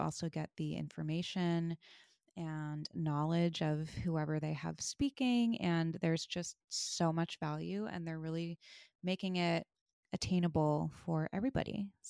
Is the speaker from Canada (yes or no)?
no; East Coast, United States; moved away; I grew up on the East Coast